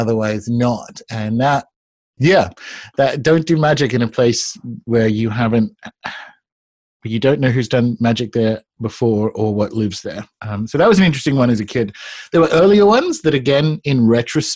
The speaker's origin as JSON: {"language": "English", "region": "New South Wales", "country": "Australia", "tie": "born or raised there", "said": "I grew up in Australia"}